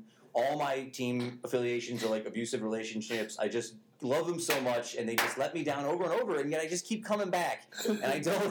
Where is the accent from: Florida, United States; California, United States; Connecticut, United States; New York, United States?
New York, United States; Utica; I love South Utica. I was a born and raised South Utica guy.